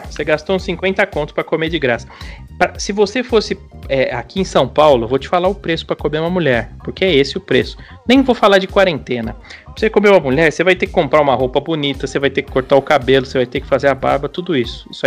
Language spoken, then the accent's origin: Portuguese; Quebec, Canada; born there; Eu sou canadense. Eu nasci no Canadá.